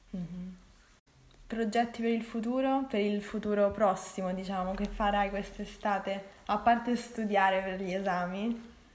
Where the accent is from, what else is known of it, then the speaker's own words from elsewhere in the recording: Rome, Lazio, Italy; accent: Roman; io ho un accento di Roma